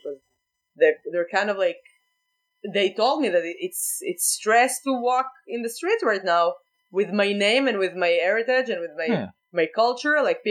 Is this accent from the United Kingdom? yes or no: no; Israel; accent: Israeli; English is a second language; moved away